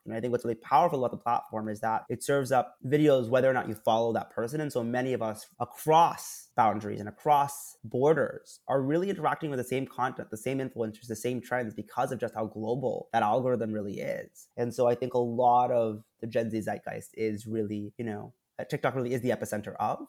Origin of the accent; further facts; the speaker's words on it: Princeton, New Jersey, United States; I was born in Princeton, New Jersey, born and raised in Proud.